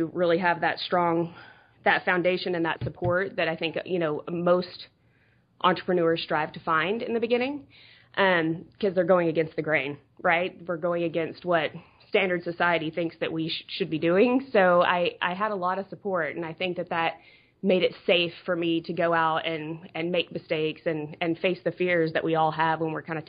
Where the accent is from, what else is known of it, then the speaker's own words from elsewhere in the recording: Dallas, Texas, United States; moved away as an adult; now in Florida, United States; I was born and raised in Texas, in Dallas.